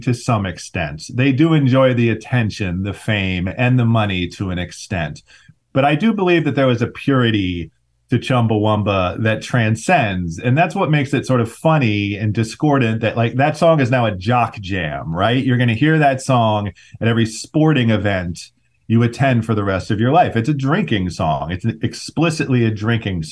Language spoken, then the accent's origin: English; Ohio, United States; moved away as an adult; also born or lived in Oakland, California / New York City; I grew up mostly in Ohio